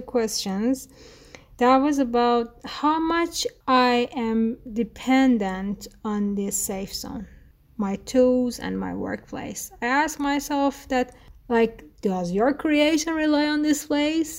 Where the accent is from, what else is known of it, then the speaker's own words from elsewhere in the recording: Tehran, Tehran Province, Iran; first language Persian; English is a second language; also born or lived in Kashan; I was born in Tehran and my father is from Kashan. Since I was born, my parents has always moving from Kashan to Tehran and Tehran to Kashan.